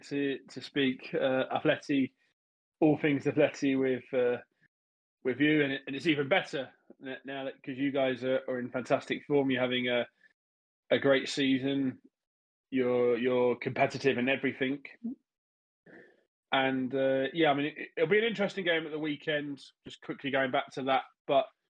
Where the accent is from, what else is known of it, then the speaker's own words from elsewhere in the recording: England, United Kingdom; I grew up in England